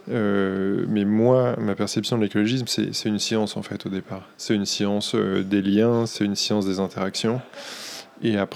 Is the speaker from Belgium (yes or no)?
no; Boulogne-sur-Mer, Hauts-de-France, France; now in Paris, France; je viens de Boulogne-sur-Mer, dans le, Nord. Quand je suis arrivé à Paris, j'ai découvert qu'il y avait plusieurs Boulognes en France